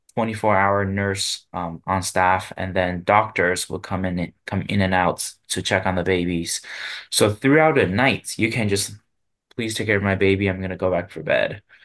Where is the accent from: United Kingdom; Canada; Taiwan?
Taiwan; Tainan; now in Japan; my hometown, actually, Tainan